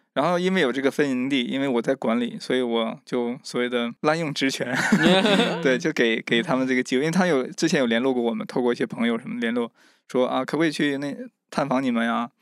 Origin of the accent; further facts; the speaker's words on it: Mishan, Heilongjiang, China; moved away as an adult; now in Kenya; 我来自中国的东北黑龙江密山市的一个，呃，一个小村庄